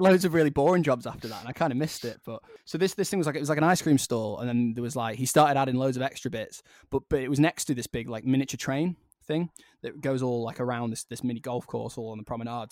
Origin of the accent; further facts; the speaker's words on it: Blackpool, North West England, United Kingdom; growing up in Blackpool, it was just quite a rough place